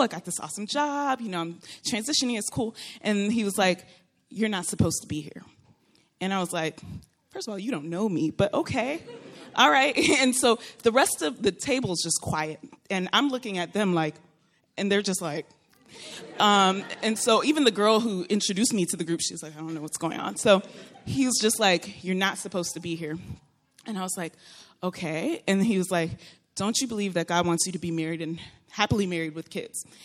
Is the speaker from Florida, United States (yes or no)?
yes; Florida, United States; moved away as an adult; also born or lived in Texas; now in California, United States; I am originally from Florida.